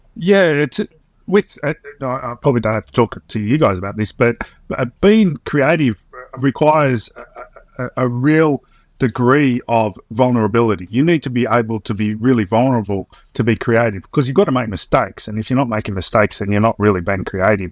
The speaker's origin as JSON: {"language": "English", "area": "Swan Hill", "region": "Victoria", "country": "Australia", "tie": "born or raised there", "said": "I grew up in Swan-, country town in Victoria"}